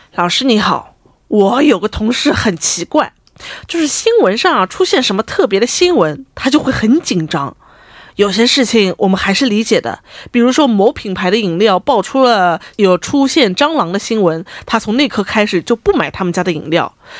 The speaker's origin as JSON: {"language": "Chinese", "region": "Shanghai", "country": "China", "moved": "yes", "said": "我们上海这边"}